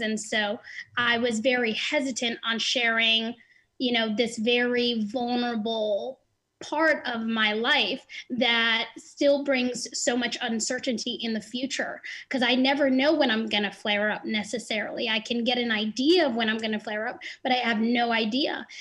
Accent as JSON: {"language": "English", "region": "New Jersey", "country": "United States", "said": "I'm 29 from New Jersey."}